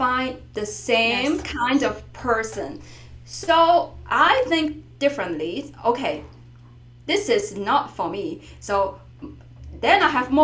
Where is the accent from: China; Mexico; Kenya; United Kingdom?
China; first language Chinese; English is a second language; moved away